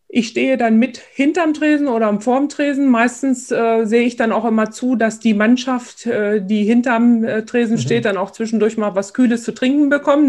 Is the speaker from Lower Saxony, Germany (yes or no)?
yes; Engelbostel, Lower Saxony, Germany; hier bei uns in Engelbostel und in Schulenburg